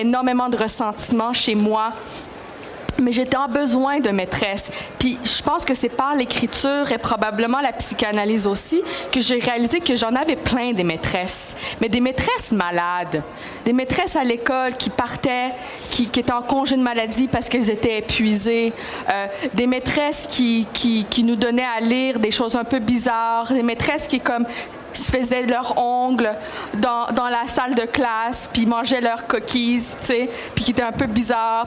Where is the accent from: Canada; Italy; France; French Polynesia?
Canada; Quebec; French is a second language; je suis donc enfant de la loi 101. Euh, j'ai appris le français à l'école